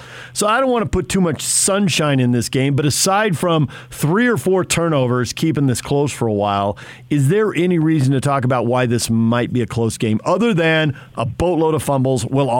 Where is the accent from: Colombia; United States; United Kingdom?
United States; San Diego, California; moved away; I grew up in San Diego once